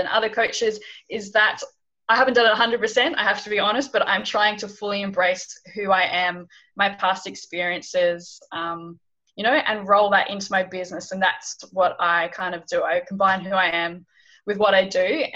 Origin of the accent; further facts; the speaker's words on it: Hobart, Tasmania, Australia; moved away as an adult; also born or lived in London / Bangladesh; So I'm originally from Hobart, Tasmania, in Australia